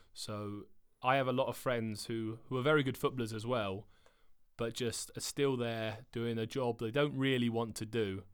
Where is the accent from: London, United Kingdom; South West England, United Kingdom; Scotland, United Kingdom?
South West England, United Kingdom; Cornwall; moved away as an adult; now in Sweden; I didn't like to leave my hometown. Like I, I live in Cornwall, which is the most southern part of England